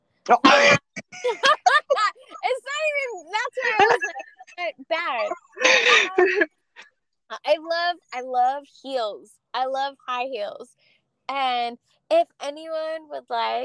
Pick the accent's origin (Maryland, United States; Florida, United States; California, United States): California, United States; Los Angeles; when I was like 13, 14, I grew up in East